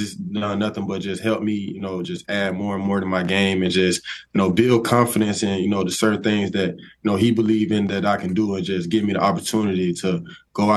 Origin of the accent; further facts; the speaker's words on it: Tuscaloosa, Alabama, United States; growing up in Tuscaloosa, I always been like, you know, diehard Alabama fan.